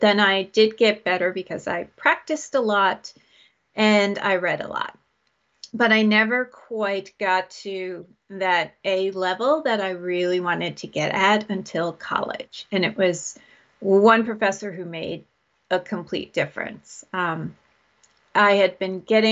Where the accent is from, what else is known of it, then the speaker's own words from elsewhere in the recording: New York, United States; I was born in New York State, and I'm north of New York City, so I'm nowhere near the exciting part of New York. So I grew up here.